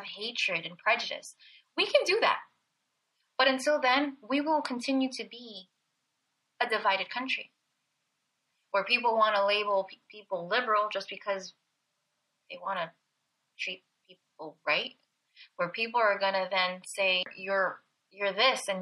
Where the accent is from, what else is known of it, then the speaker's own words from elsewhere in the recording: Belleville, New Jersey, United States; I was born in Belleville, New Jersey